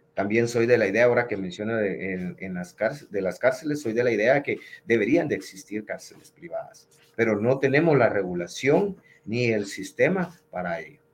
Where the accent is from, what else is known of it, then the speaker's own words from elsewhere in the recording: Guatemala; Yo me considero un guatemalteco